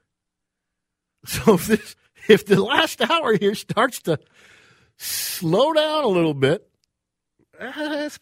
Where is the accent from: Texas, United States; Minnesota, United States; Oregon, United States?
Minnesota, United States; Burnsville; also born or lived in Edina, Minnesota; I grew up in Burnsville, the mean streets of Burnsville